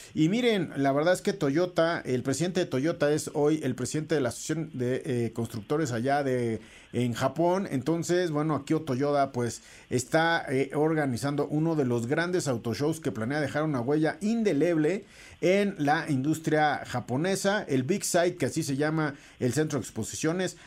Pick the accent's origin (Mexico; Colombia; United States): Mexico; como mexicanos